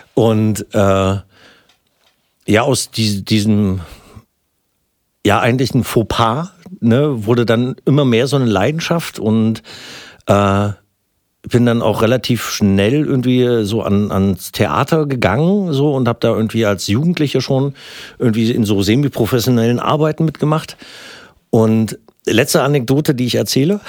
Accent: Gröden, Brandenburg, Germany; Ich komm aus Gröden. Ne? Gröden ist nicht das berühmte Gröden, der Skifahrtsort. Nee, das ist so ein kleines, kleines verschlafenes Örtchen an der Grenze äh, zu Sachsen. Ich bin aber noch Brandenburger.

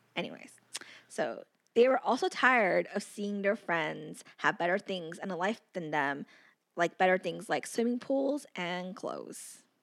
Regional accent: United States; I was born in America

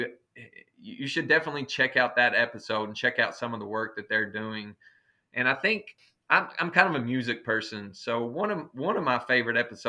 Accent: Southern Appalachia, United States; accent: Southern Appalachian English; moved away; if you can't understand some of my words because of my accent, this is a great dictionary to go look at and just to read up on the Southern

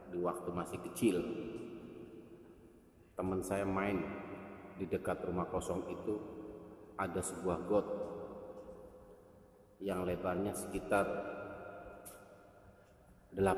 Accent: Brebes, Central Java, Indonesia; sekitar tahun 1974 di kampung saya Desa Limbangan Wetan, Kecamatan Brebes, Kabupaten Brebes. RT 02 RW 06

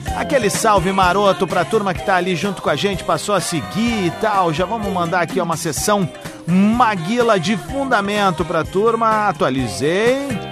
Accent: Viamão, Rio Grande do Sul, Brazil; quando era pequeno, lá em Viamão, quando eu morava lá

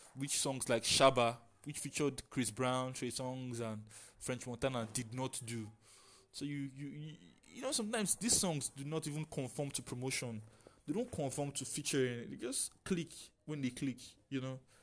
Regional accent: Nigeria; As a Nigerian

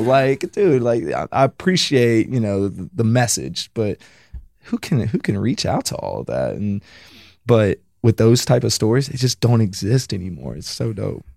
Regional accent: mountains of Virginia, United States; moved away as an adult; also born or lived in Kentucky; now in California, United States; I'm from the fucking mountains of Virginia, like, hillbilly shit

